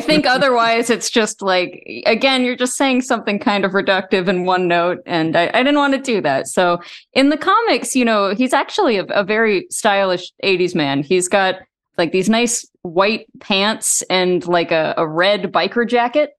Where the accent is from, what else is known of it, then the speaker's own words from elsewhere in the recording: Texas, United States; I grew up in, in Texas